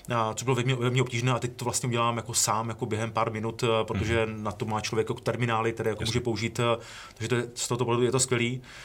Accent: Ostrava, Moravian-Silesian Region, Czechia; já jsem Ostravák, že jo, z Ostravy

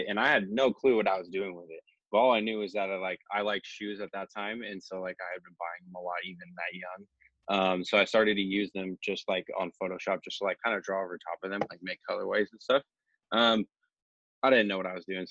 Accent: Oregon, United States; also born or lived in Jacksonville, North Carolina; I lived in a military family, so we moved around a ton, but I've been in Oregon now since the third grade

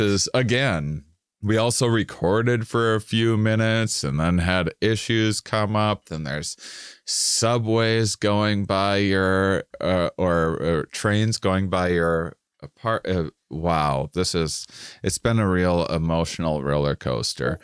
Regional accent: suburban Wisconsin, United States; I grew up in the Midwest, uh, uh, uh, uh, suburban in Wisconsin

